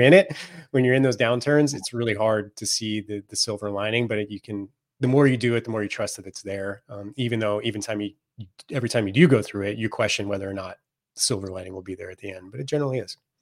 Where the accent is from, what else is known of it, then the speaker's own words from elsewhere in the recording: Silicon Valley, Northern California, United States; I grew up in the Silicon Valley before it was a Silicon Valley